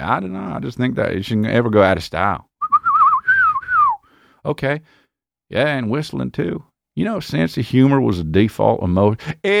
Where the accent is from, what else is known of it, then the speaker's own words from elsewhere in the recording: Texas, United States; I'm from Texas. Yeah, Longhorns, man.